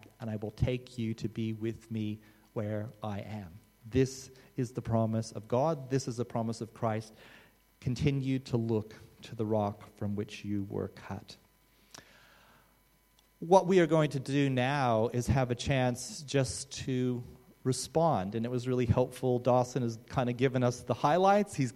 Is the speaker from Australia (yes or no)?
yes; Australia; as an Australian